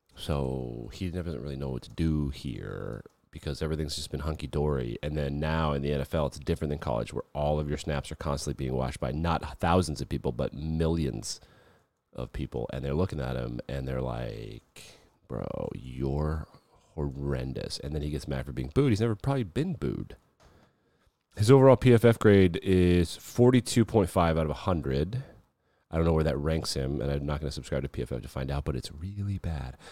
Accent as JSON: {"language": "English", "region": "Wyoming", "country": "United States", "tie": "born or raised there", "said": "my home state of Wyoming"}